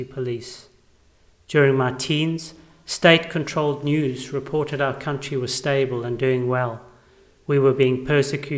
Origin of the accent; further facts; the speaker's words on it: South Africa; I went to schools where only English-speaking white children were allowed